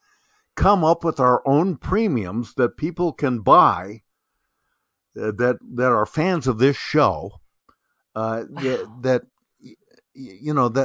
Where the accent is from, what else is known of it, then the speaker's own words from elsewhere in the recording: Bend, Oregon, United States; I have had two cousins that I grew up with, here in my hometown of Bend, Oregon